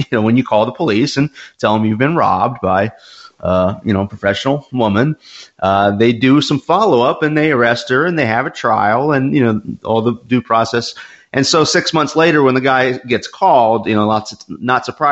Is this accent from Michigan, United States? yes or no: no; Georgia, United States; growing up in Georgia